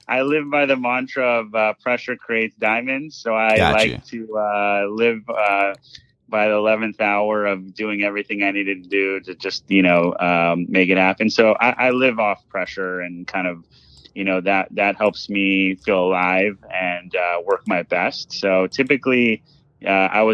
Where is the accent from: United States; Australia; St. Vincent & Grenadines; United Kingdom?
United States; Los Angeles, California; I grew up in Los Angeles, California, and went to school in California as well at UC Berkeley